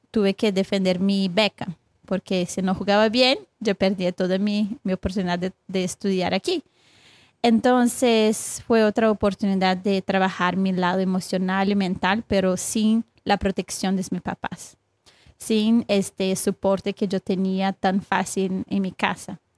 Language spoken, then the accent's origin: Spanish; Brazil; Spanish is a second language; moved away as an adult; now in United States; Yo soy de Brasil. Entonces yo yo estuve aquí hasta, ya tiene como 11 años en Estados Unidos